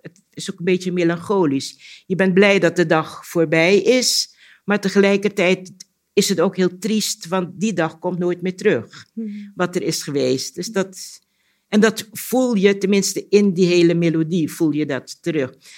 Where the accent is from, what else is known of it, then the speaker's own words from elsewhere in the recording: Curaçao; moved away; Curaçao is toch het eiland waar ik ben geboren. En ons huis stond ook vlak bij de zee